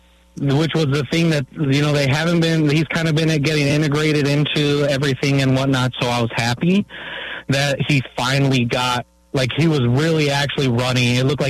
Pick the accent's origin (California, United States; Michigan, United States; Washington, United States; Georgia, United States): California, United States; now in Onalaska, United States; I grew up in California